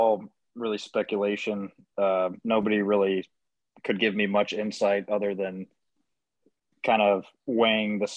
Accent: Southern California, United States; growing up in Southern California

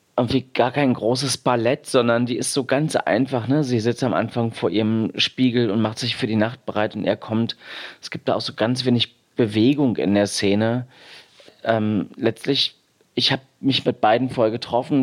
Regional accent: East Germany, Germany; ich bin im Osten groß geworden oder hatte da meine Kindheit

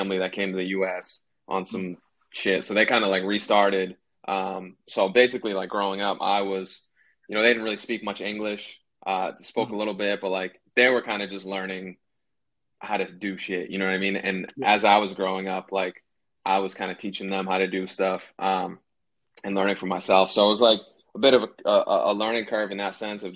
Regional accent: New Hampshire, United States; moved away as an adult; also born or lived in Boston, Massachusetts; now in Los Angeles, United States; I was born in Boston, but I grew up like 40 minutes north, which is New Hampshire, like New Hampshire, Massachusetts borderline

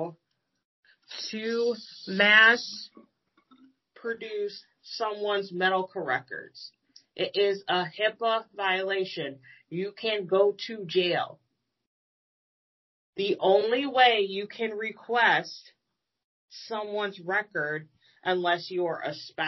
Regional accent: United States; As an American

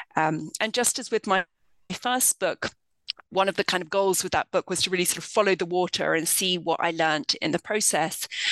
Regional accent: London, United Kingdom; moved away as an adult; now in United States; I grew up in the United Kingdom. I'm from London.

